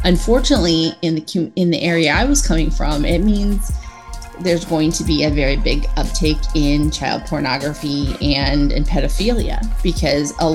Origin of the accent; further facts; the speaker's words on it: Illinois, United States; moved away; I'm from Illinois originally, spent about 20 years there.